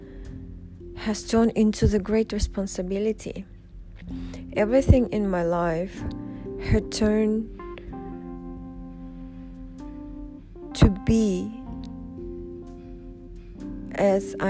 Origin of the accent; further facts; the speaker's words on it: Uzbekistan; first language Russian; English is a second language; moved away as an adult; now in Dubai, United Arab Emirates; I grew up in Uzbekistan. I've been living there up until age 20 before I moved to UAE